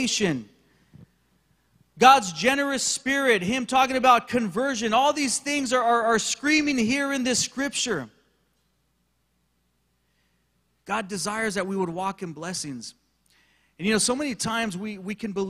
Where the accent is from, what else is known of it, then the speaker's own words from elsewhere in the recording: Big Bear, California, United States; I did some growing up in Big Bear, California, in the local mountains there in San Bernardino County